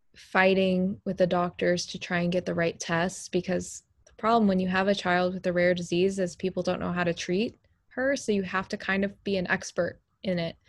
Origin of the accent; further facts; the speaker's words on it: Texas, United States; moved away; I'm from Texas originally